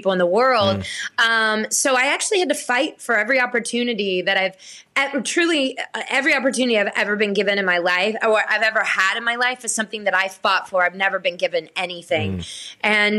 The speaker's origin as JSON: {"language": "English", "town": "Blackshear", "region": "Georgia", "country": "United States", "tie": "born or raised there", "moved": "yes", "said": "I was born and raised in Blackshear, Georgia"}